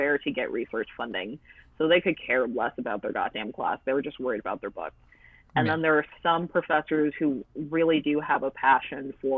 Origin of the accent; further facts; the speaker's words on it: United States; I am American, like, I'm a natural-born American